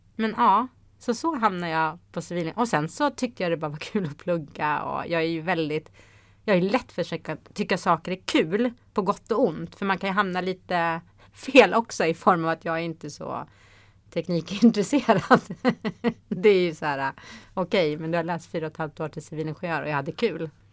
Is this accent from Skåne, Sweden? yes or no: no; Haninge, Stockholm County, Sweden; moved away as an adult; also born or lived in Luleå; Jag är uppvuxen i Haninge